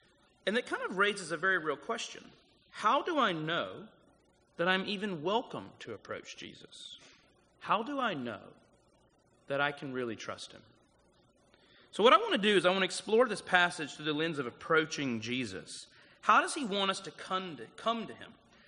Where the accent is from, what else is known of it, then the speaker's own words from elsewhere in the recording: South Carolina, United States; moved away as an adult; now in Los Angeles, United States; I moved to LA 3.5 years ago, and, you know, I grew up in South Carolina.